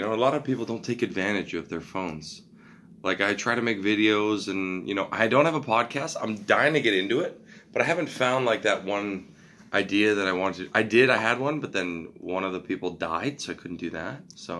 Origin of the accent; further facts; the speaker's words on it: Richmond Hill, Ontario, Canada; also born or lived in Vaughan / Markham / Toronto; Born and raised in Richmond Hill, actually.